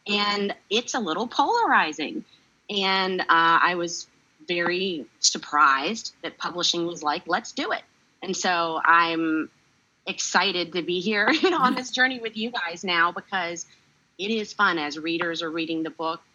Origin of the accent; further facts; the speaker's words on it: North Carolina, United States; growing up in North Carolina and having all the experiences of a child from the South